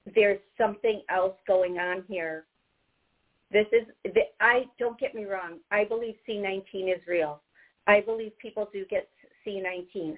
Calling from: Miami, Florida, United States; I'm calling from Miami, 305.

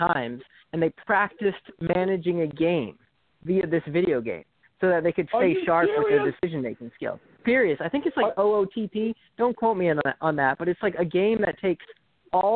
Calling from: Bryn Mawr, Pennsylvania, United States; Calling from Bryn Mawr, Pennsylvania

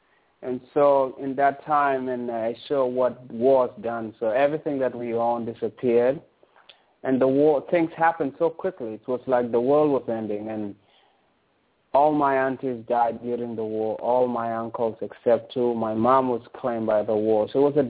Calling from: Toronto, Ontario, Canada; I'm calling from Toronto in Canada.

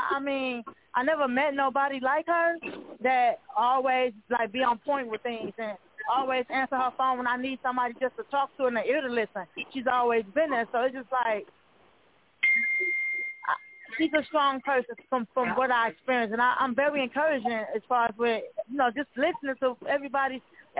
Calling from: Milwaukee, Wisconsin, United States; I'm calling from Milwaukee, Wisconsin.

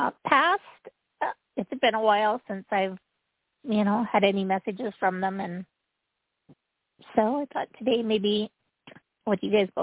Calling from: Utah, United States; Hello. And I'm calling from Utah.

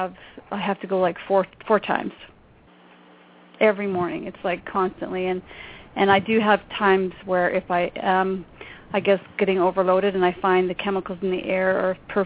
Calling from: Canada; I'm calling from Canada.

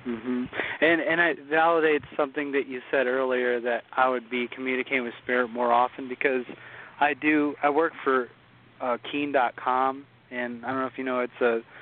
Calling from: Ohio, United States

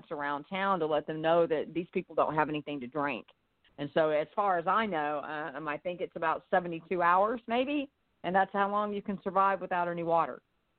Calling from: Onalaska, Texas, United States; I'm calling from Onalaska, Texas.

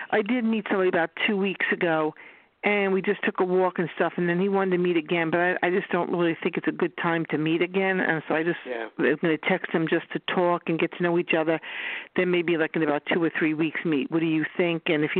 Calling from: Long Island, New York, United States; …, Long Island.

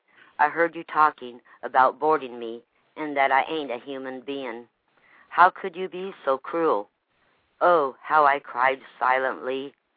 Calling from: Lake Wales, Florida, United States; I'm Lake Wells, Florida.

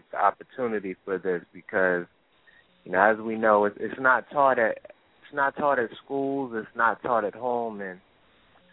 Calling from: New Jersey, United States; I'm calling from New Jersey.

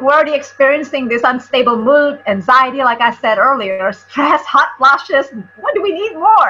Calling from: California, United States; and I am here from Southern California.

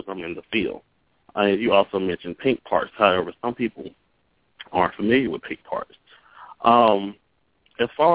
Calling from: Jackson, Mississippi, United States; I'm calling from Jackson, Mississippi

